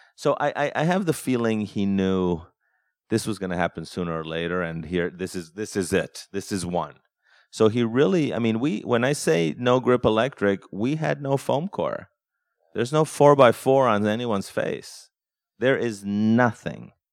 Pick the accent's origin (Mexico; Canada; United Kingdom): Mexico; moved away; growing up in Mexico